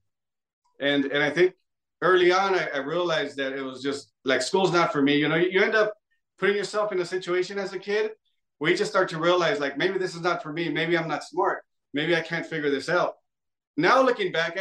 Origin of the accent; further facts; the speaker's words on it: close to Los Angeles, California, United States; I'm from close